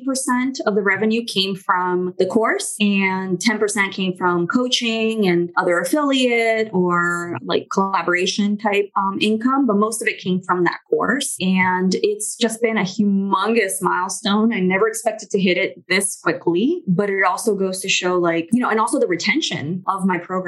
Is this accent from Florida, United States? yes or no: yes; Miami, Florida, United States; also born or lived in Brazil; I do speak Spanish because I grew up in Miami